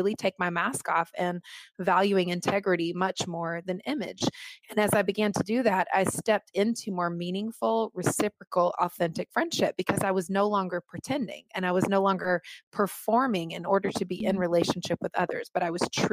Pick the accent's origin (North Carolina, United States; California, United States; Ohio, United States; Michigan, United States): North Carolina, United States; moved away as an adult; also born or lived in Los Angeles / Manhattan; now in New York City, United States; I was born and raised in North Carolina, and then I moved to Los Angeles when I was 21 years old